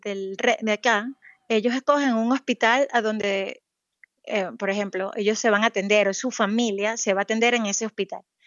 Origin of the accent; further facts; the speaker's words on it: Venezuela; moved away as an adult; also born or lived in Caracas, Venezuela; now in Saudi Arabia; yo soy venezolana